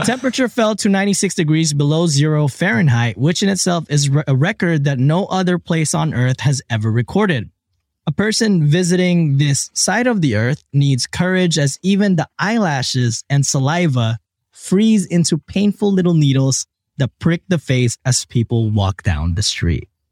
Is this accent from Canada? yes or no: no; Philippines; I was born in the Philippines